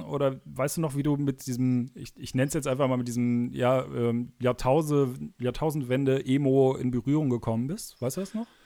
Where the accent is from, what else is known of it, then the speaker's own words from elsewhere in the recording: Cologne area, North Rhine-Westphalia, Germany; ich bin ja aus der Kölner Ecke